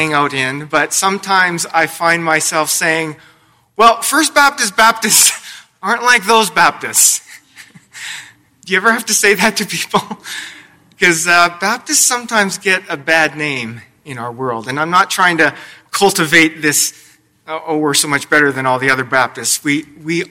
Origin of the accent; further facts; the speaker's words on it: Lethbridge, Alberta, Canada; I grew up in Lethbridge, Alberta